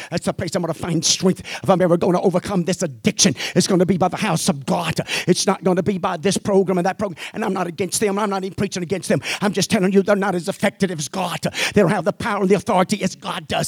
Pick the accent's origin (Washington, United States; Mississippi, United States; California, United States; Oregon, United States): Mississippi, United States; I'm from Mississippi.